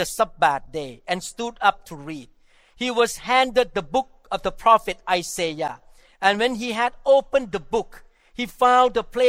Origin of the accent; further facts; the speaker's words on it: Thailand; growing up in Thailand as non-Christian